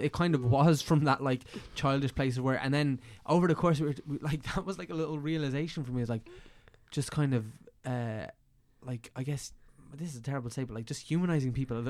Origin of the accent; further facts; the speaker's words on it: Bray, Leinster, Ireland; People have a weird relationship with Bray. I feel like we're from there.